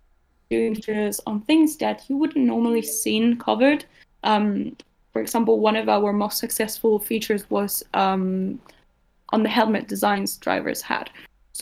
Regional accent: Uruguay; I am from Uruguay

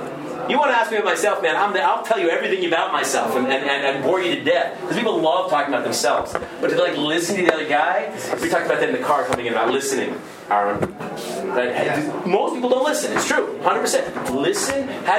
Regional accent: Berkeley, California, United States; I'm this liberal from Berkeley. You have to try hard to be liberal in Berkeley because they're automatically liberal there.

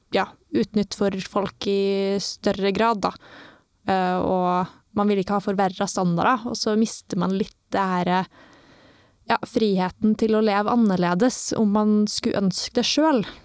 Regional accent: Trondheim, Trøndelag, Norway; når jeg vokste opp på Svartlamoen

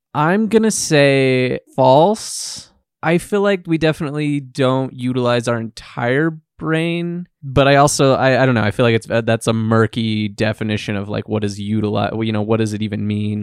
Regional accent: United States; we grew up in the United States

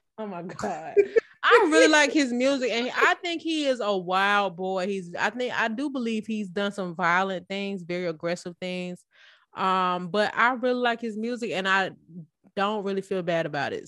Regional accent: Atlanta, Georgia, United States; I'm from Bear Hill specifically, but everybody from Campbellton

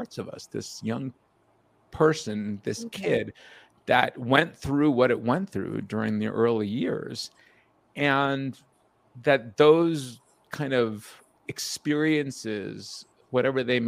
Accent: outside of New York, United States; my experience as a young child being of Indian descent in a small Jewish community outside of New York.

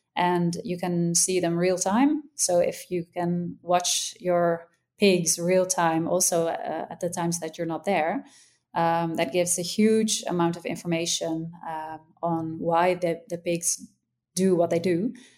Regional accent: Netherlands; I'm from the Netherlands

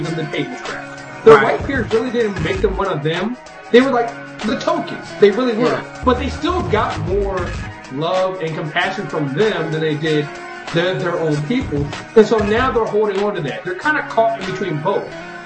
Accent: Maryland, United States; I'm from Maryland.

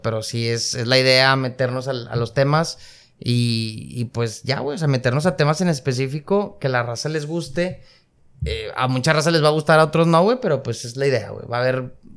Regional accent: Nuevo León, Mexico; estamos en una ciudad muy, muy privilegiada, muy avanzada

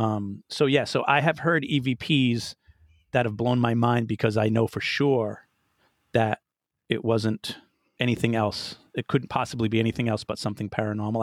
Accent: Rhode Island, United States; moved away; I'm originally from Rhode Island

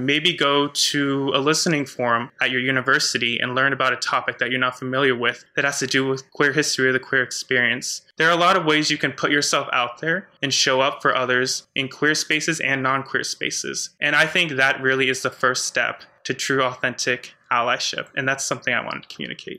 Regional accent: United States; I was raised in the Catholic Church in a very conservative part of the US

